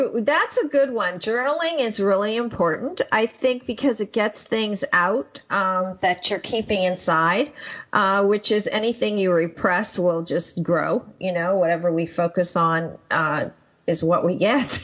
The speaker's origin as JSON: {"language": "English", "country": "Pakistan", "tie": "born or raised there", "said": "I was born in 1958 in Pakistan"}